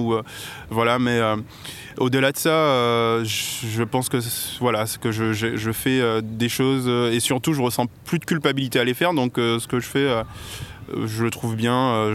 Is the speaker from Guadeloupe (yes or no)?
yes; Guadeloupe; moved away as an adult; j'ai grandi en Guadeloupe et je me suis installé ici il y a 6 ans